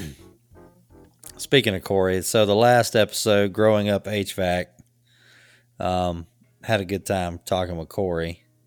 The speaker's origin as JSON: {"language": "English", "region": "the South", "country": "United States", "tie": "born or raised there", "said": "growing up in the South"}